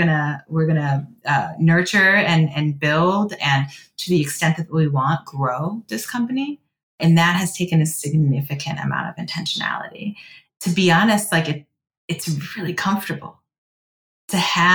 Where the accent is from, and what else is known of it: Cleveland, Ohio, United States